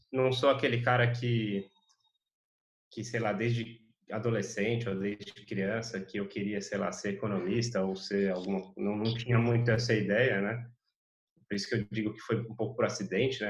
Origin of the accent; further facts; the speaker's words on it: Brazil; moved away as an adult; a gente que está tá, tá acostumado a viver no Brasil, que é um país continental